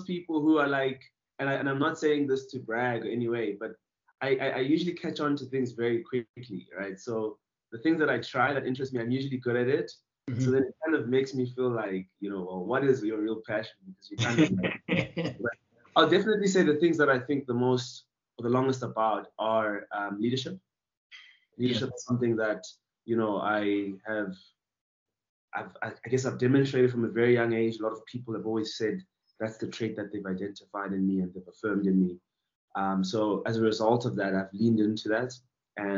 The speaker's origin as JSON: {"language": "English", "town": "Thulamahashe", "region": "Mpumalanga", "country": "South Africa", "tie": "born or raised there", "said": "I was born in a little village called Tulamahashe in Bushbuckridge, and that's in the province of Mpumalanga"}